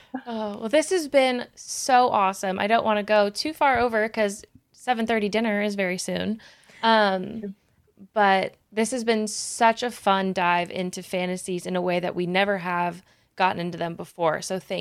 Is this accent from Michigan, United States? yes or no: no; the Bay Area, California, United States; I'm from the Bay Area